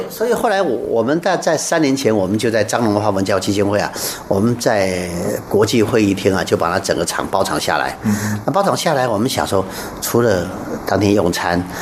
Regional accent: Taiwan; 我们台湾人

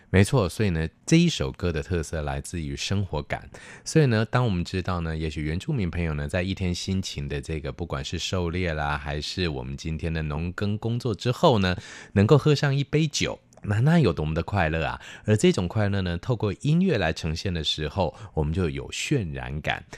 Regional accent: Taiwan; 所以其实已经成为我们台湾人的心灵上的故乡了

